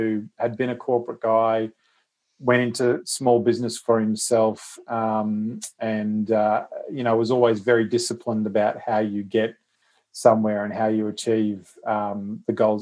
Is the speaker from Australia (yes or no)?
yes; Queensland, Australia; being a Queenslander